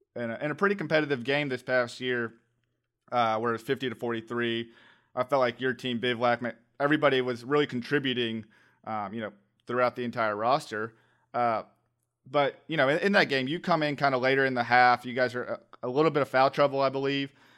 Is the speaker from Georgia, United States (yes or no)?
yes; Atlanta, Georgia, United States; I'm from the Atlanta area